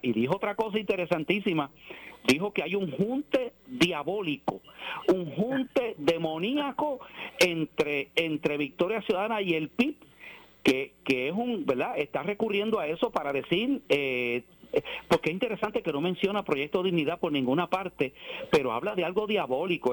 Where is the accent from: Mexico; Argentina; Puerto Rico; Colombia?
Puerto Rico; yo amo mi país y soy puertorriqueño